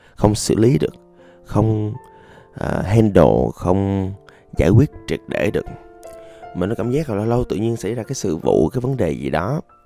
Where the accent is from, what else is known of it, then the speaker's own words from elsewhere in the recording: Da Lat, Lam Dong, Vietnam; moved away; quê tôi đà lạt